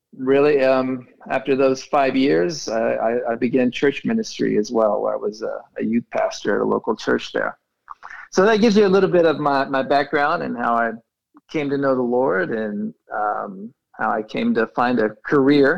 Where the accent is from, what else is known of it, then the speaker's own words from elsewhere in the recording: Tulsa, Oklahoma, United States; moved away as an adult; also born or lived in Paris, France; now in Fort Worth, United States; I'm from Tulsa, Oklahoma, born and raised there.